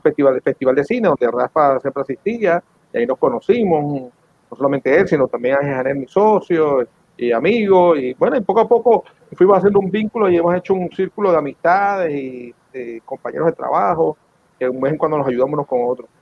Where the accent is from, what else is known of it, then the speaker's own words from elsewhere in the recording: Venezuela; moved away; cuando crecí en Venezuela en los 70 y los 80